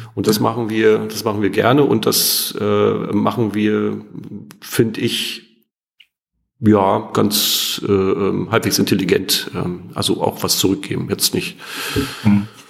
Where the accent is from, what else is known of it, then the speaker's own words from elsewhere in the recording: East Germany, Germany; Ich bin ja ostsozialisiert. Also das heißt, ich bin in der DDR geboren und groß geworden, habe die ersten 14 Jahre meines Lebens in der DDR ähm, oder bin aufgewachsen.